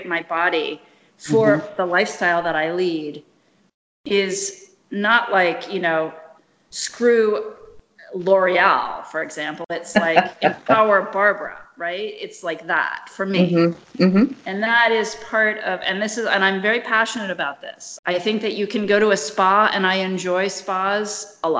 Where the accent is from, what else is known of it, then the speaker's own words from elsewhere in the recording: Kinshasa, DR Congo; moved away; it was not growing in Kinshasa when I was there